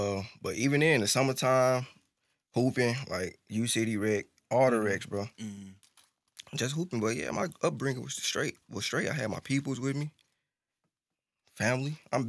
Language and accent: English; Normandy, Missouri, United States; I grew up in Normandy.